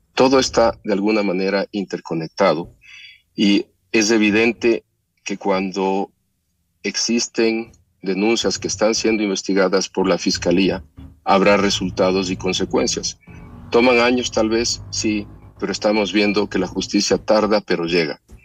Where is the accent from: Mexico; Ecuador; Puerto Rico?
Ecuador; todos los ecuatorianos